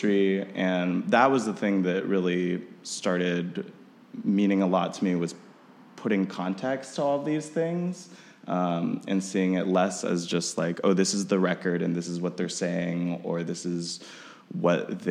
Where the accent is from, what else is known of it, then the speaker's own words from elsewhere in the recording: Austin, Texas, United States; now in Chicago, United States; I grew up in Austin, Texas.